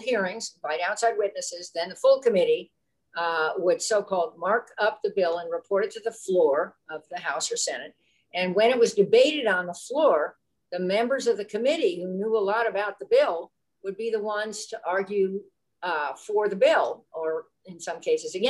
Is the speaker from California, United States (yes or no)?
yes; California, United States; I'm from California